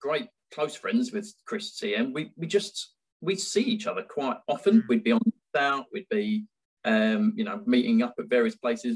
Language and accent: English; Orpington, London, United Kingdom; so I'm Orpington at the moment, and I live maybe a mile and a half from where I was born, and about 2 miles from the house I grew up in.